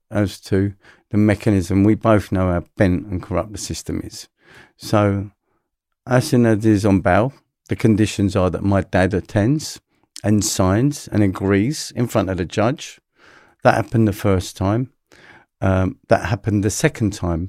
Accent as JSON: {"language": "English", "region": "London", "country": "United Kingdom", "tie": "born or raised there", "said": "I'm a London boy, so I grew up in London."}